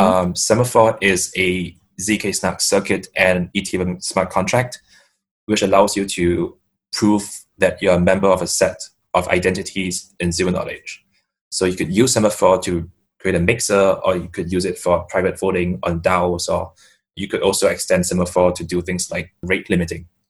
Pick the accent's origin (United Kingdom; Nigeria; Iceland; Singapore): Singapore; I'm from Singapore